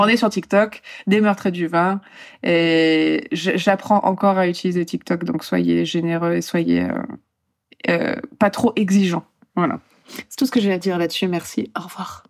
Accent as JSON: {"language": "French", "country": "Poland", "moved": "yes", "said": "je suis polonaise"}